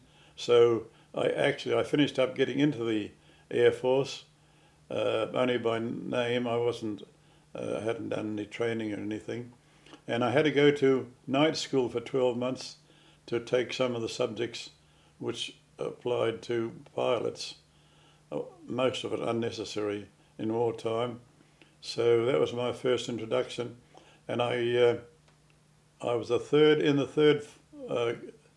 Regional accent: Piopio, Waikato, New Zealand; was a boy from Pew Pew, pretty remote those days Pew Pew was

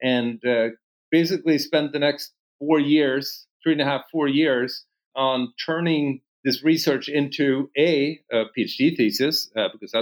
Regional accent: Gothenburg, Västra Götaland, Sweden; moved away as an adult; now in Boston, United States; I grew up in Sweden, west coast of Sweden, Gothenburg, born back, I guess, 50 years ago, and spent my first, call it 26, 27 years there before moving to the U.S.

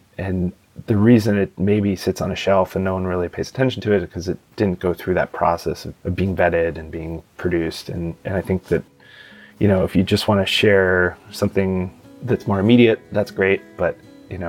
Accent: Pittsburgh, Pennsylvania, United States; moved away as an adult; also born or lived in Arlington, Virginia; now in Washington, D.C., United States; I'm originally from Pittsburgh. I grew up in Pittsburgh.

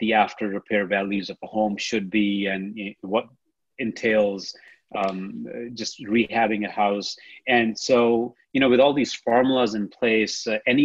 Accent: India; now in San Antonio, United States; I'm from India.

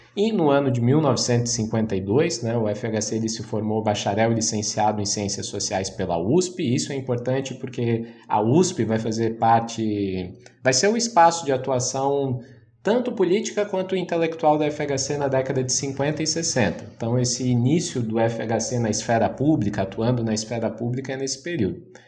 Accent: Santa Catarina, Brazil; eu sou de Santa Catarina

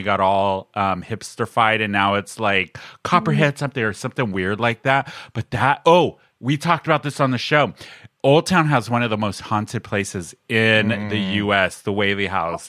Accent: East County, California, United States; I grew up in the East County, so I know Alibaba.

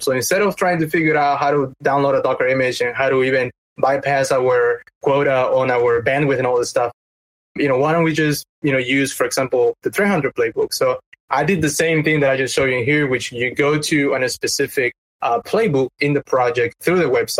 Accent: Peru; moved away; I'm from Peru

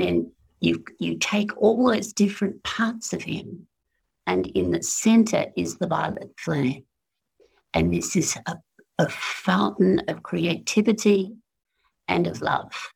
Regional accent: Australia; as an Australian

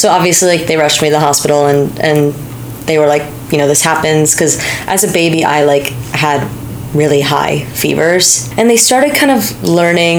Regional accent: Pleasantville, New York, United States; I grew up in Pleasantville, New York, which is like 40, 45 minutes north of New York City

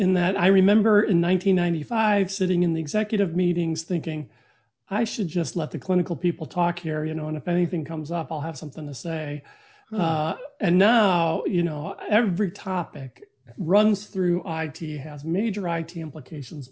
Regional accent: Flint, Michigan, United States; I grew up in Flint, Michigan

